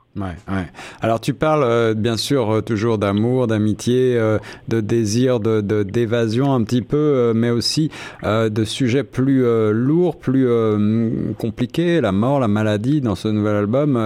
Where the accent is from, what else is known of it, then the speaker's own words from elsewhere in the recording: France; moved away; je viens de France